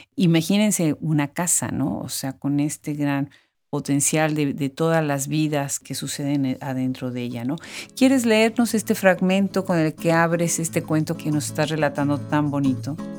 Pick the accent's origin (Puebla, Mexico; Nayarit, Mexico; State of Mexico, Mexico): Puebla, Mexico; Yo soy originariamente, yo soy de Puebla